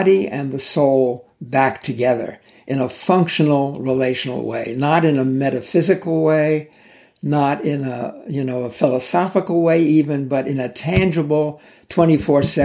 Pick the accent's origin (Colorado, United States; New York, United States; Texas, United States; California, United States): New York, United States; I grew up in New York